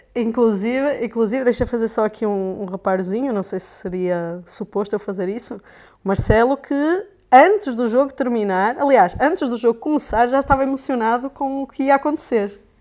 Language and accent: Portuguese; North, Portugal; accent: Portuguese; eu sou portuguesa, como já devem ter percebido, né? Foi é, Uh, meu sotaque